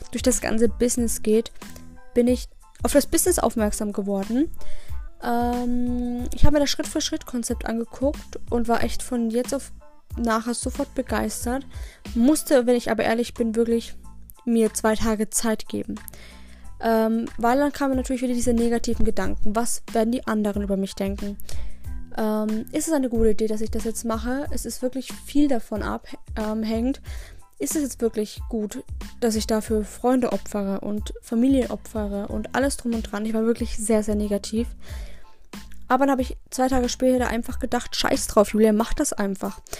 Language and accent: German; Regensburg, Bavaria, Germany; born there; ich bin am 27. März 2000 geboren in Regensburg tatsächlich.